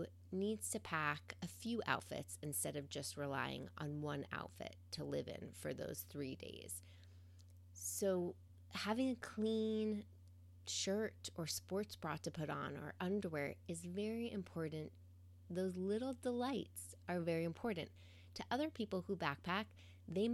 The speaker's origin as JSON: {"language": "English", "town": "New York City", "region": "New York", "country": "United States", "tie": "born or raised there", "moved": "as an adult", "lives_now": "Pacific Northwest, United States", "said": "As a New Yorker who grew up around cement streets and Central Park as her wild backyard"}